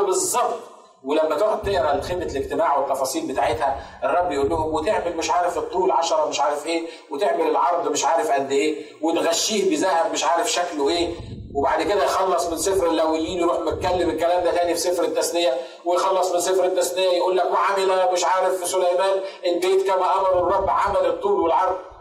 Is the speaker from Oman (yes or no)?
no; Egypt; عندنا في مصر